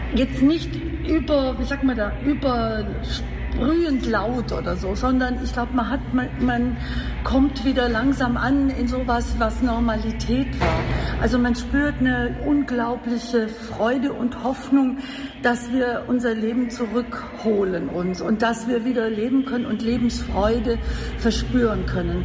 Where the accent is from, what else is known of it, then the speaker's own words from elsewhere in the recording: Swabia, Germany; Ich komme ja aus, bin ja Schwäbin